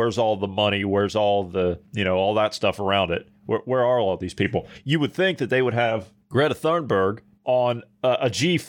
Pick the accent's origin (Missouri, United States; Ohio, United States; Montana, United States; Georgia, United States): Ohio, United States; moved away; my home state of Ohio